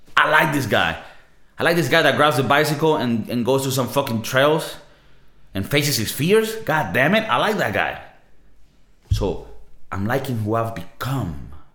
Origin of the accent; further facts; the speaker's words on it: Venezuela; now in Spain; I'm South American, right? I'm from Venezuela